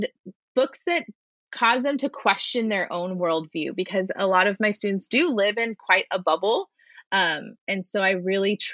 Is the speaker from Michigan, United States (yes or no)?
no; San Diego, California, United States; I'm from San Diego. I work in San Diego